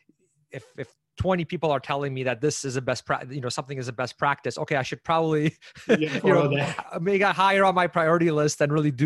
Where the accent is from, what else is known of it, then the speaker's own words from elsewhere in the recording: Canada; also born or lived in Poland; So I'm actually from Poland originally. I was born there. We moved out of there back when it was still communist. And so I was in grade one, so around 6 years old when we came to Canada.